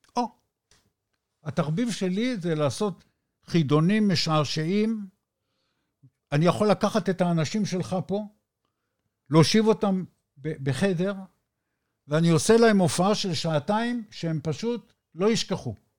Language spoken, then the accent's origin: Hebrew; Israel; אני מישראל